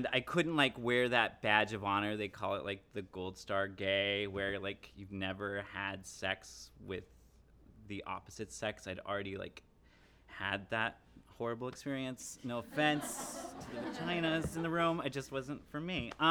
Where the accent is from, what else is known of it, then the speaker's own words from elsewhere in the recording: Cheyenne, Wyoming, United States; moved away; I grew up in Cheyenne, Wyoming, which, if you don't know, is a fairly conservative environment.